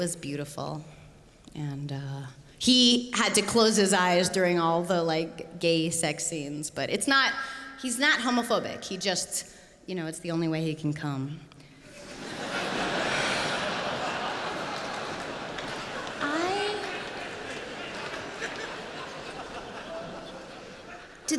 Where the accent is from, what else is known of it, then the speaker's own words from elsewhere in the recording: United States; I'm American. I don't know if you noticed that. My weird accent.